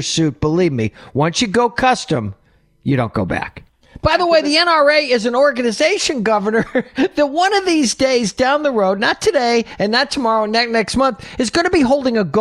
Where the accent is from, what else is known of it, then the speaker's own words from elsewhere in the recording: Oneida, New York, United States; I grew up in Oneida, New York